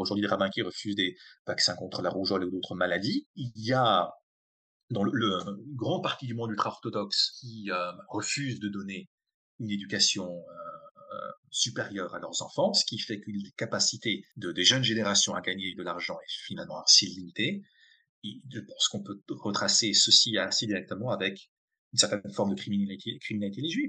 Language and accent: French; Colmar, Grand Est, France; moved away as an adult; also born or lived in Geneva, Switzerland / Israel; J'ai été, grandi une famille traditionnelle alsacienne, euh, Colmar en Alsace